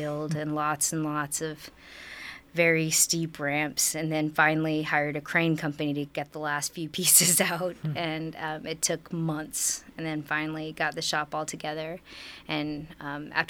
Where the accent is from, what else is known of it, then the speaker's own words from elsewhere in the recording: Nashville, Tennessee, United States; I'm from Nashville, Tennessee